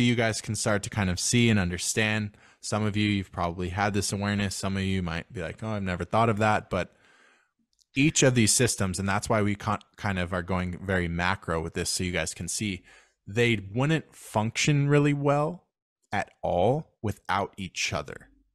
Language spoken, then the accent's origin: English; United States; I'm American